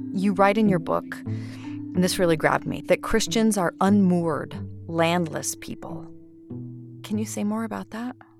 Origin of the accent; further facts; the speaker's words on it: Idaho, United States; I'm from Idaho